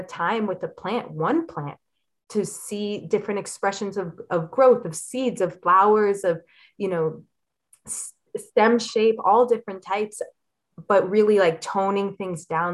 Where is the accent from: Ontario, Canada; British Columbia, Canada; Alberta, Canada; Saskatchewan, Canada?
Ontario, Canada; Elliot Lake; I grew up in Elliott Lake, which is a fairly small town